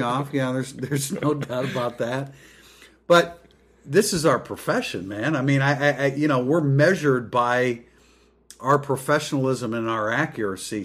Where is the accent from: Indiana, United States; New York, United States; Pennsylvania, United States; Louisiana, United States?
Indiana, United States; South Bend; born and raised in South Bend